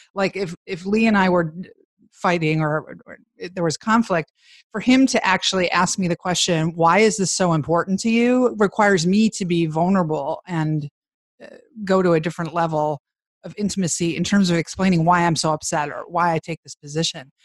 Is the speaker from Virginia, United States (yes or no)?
no; Chicago, Illinois, United States; I grew up in Chicago